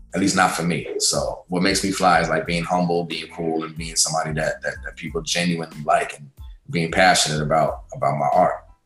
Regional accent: Guyana; moved away; my home country, back down in Guyana, in South America

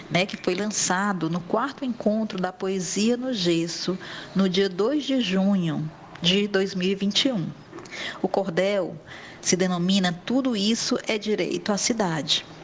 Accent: Northeast Region, Brazil; né? sou mulher e também sou nordestina.

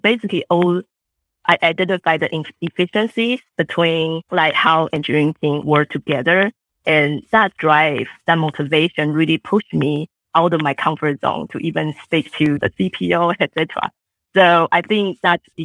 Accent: Taiwan; English is a second language; now in United States; I grew up in Taiwan

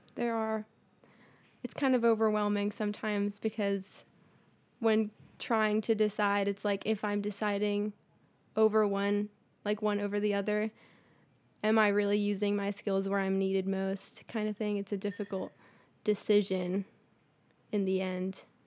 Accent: Bolivia; now in United States; I was born in Bolivia, so it's like a slightly poorer country

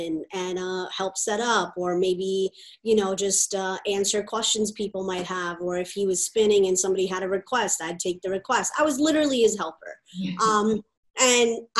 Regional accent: United States; I'm American, right. You know, and I grew up in America

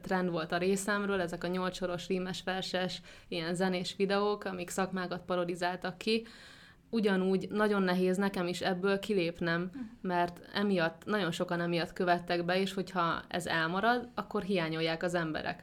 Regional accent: Hungary; now in near Budapest, Hungary; vidéken nőttem fel

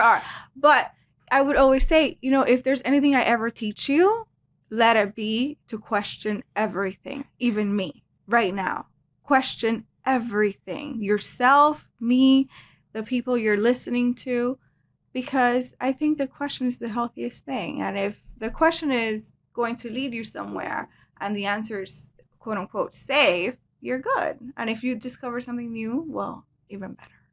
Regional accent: Cuba; now in Miami, United States; I'm Hispanic. I was born in Cuba.

